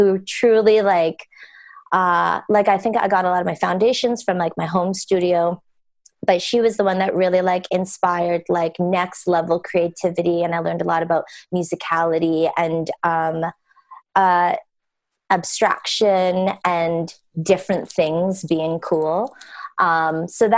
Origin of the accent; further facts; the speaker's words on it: Pitt Meadows, British Columbia, Canada; moved away as an adult; also born or lived in Vancouver, Canada / Toronto, Canada; I grew up in a small town called Pitt Meadows, British Columbia in Canada.